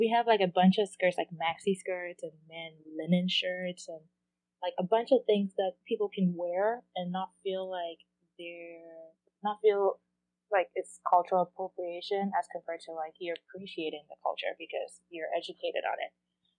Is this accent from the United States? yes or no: no; Ghana; but it's more towards my culture, since I'm Ghanaian.